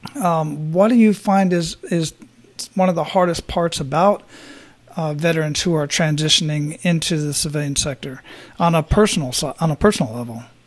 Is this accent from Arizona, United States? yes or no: yes; Phoenix, Arizona, United States; now in Florida, United States; I grew up in Phoenix